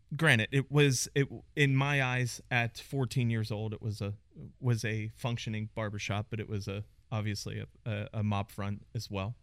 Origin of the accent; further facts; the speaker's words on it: Pittsburgh, Pennsylvania, United States; moved away as an adult; also born or lived in New York; now in Dallas, United States; born and raised in Pittsburgh, Pennsylvania.